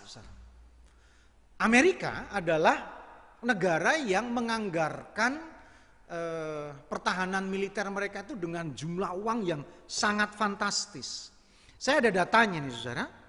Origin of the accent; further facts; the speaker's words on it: Java, Indonesia; saya orang Jawa